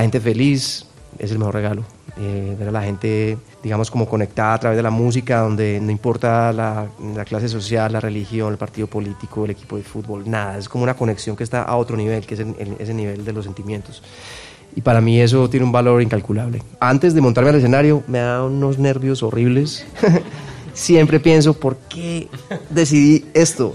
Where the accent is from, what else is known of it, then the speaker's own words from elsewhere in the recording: Medellín, Antioquia, Colombia; yo soy de Medellín